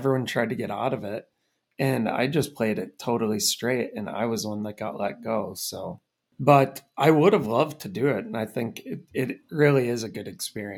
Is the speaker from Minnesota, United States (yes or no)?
yes; Red Wing, Minnesota, United States; born there; I mean, I was born in Red Wing, Minnesota.